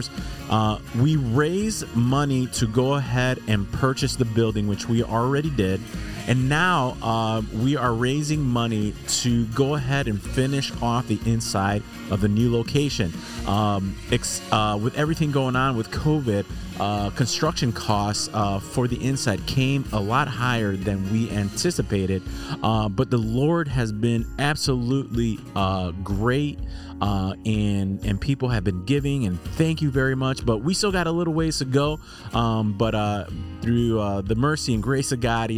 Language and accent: English; Chicago, Illinois, United States; now in Texas, United States; I'm from Chicago, even though I'm down here in Texas